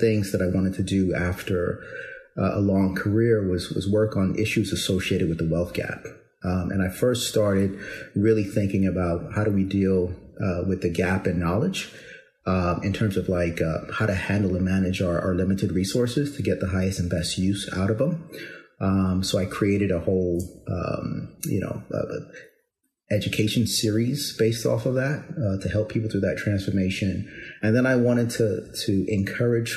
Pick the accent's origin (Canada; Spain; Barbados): Barbados; moved away; also born or lived in New York City, United States; I'm originally from Barbados, went to school in, public school systems in New York City, as well as in Barbados